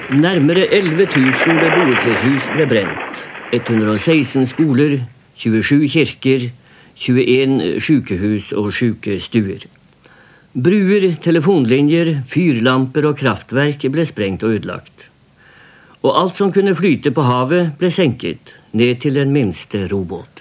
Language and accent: Norwegian; Finnmark, Norway; now in Oslo, Norway; Jeg sier 'fra Finnmark'